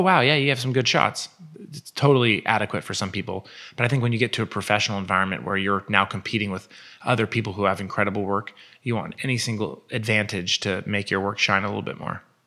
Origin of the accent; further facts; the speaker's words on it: Nike's hometown, Oregon, United States; they're from my hometown